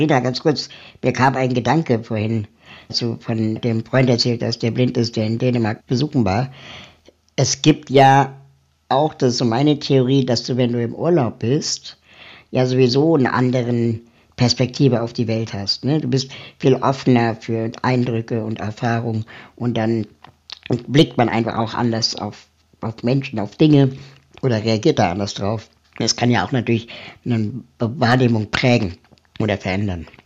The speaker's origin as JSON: {"language": "German", "country": "Peru", "second_language": "German", "moved": "yes", "lives_now": "Berlin, Germany", "said": "ich kann ja, obwohl ich schon seit 42 Jahren in Berlin wohne, wirst du selbst von Berlinern nicht als Berliner wahrgenommen, sondern immer nur der, der aus Peru ist."}